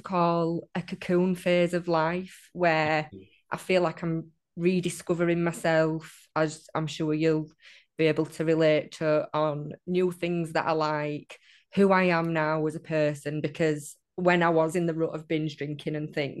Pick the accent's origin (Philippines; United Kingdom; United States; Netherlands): United Kingdom; England; accent: northern; Oh dear. Yeah, I hate my accent.